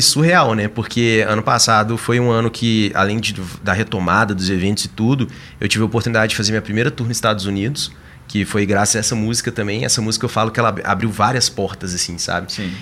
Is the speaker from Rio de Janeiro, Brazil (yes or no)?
no; interior of Minas Gerais, Brazil; also born or lived in São Paulo; now in Belo Horizonte, Brazil; eu sou do interior de Minas, a gente não tinha muito acesso ao computador